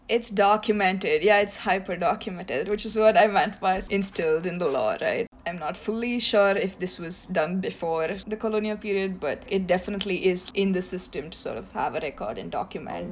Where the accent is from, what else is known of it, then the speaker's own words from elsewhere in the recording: India; first language Tamil; English is a second language; now in United States; tamil is the language that i speak like it's my native language